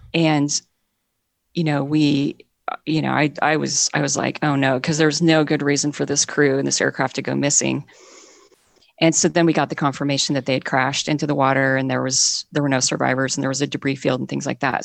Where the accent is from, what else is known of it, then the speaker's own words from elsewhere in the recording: Montana, United States; moved away as an adult; also born or lived in Seattle area; now in Seattle, United States; I'm mostly from Montana. And when I was growing up in Montana